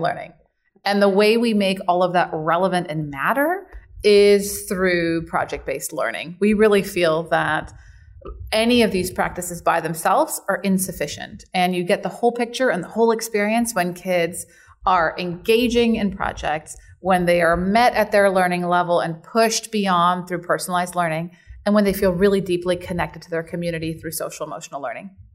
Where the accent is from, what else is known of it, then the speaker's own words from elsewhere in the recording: San Diego, California, United States; also born or lived in Germany; I was born in Germany, immigrated when I was about eleven, and then grew up in San Diego